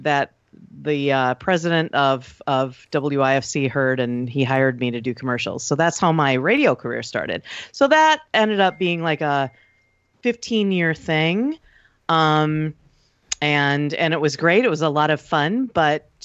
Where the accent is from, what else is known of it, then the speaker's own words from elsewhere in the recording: Wausau, Wisconsin, United States; also born or lived in Milwaukee / Rhinelander; Born in Milwaukee, but raised in Wausau. Moved to Rhinelander in high school, late junior year, so I'm actually a hodag. But really, Wausau is my hometown